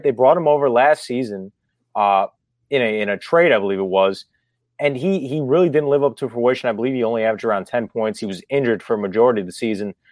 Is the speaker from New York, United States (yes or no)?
yes; New York, United States; I'm from New York